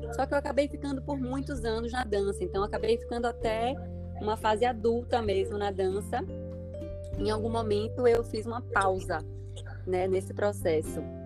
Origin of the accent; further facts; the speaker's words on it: Bahia, Brazil; sou baiana